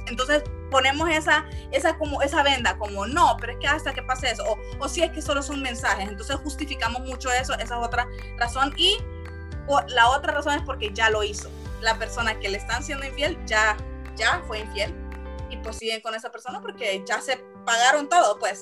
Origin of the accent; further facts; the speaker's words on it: San Pedro Sula, Cortés, Honduras; somos de San Pedro Sula